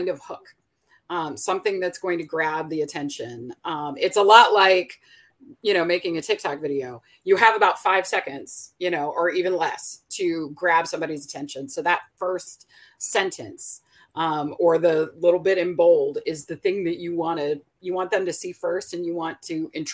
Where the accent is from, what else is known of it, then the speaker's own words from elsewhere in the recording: Fredericksburg, Virginia, United States; also born or lived in North Carolina; I grew up here in Virginia, in Fredericksburg, which is a very historic town